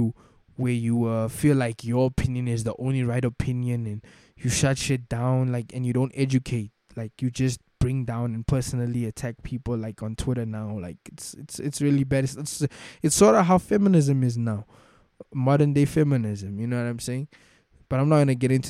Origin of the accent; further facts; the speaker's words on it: South Africa; as a South African